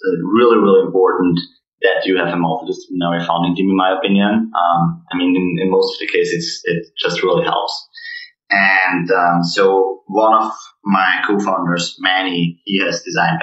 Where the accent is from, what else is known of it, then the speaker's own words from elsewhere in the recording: Austria; moved away as an adult; also born or lived in Vienna; now in Boston, United States; we are all from Austria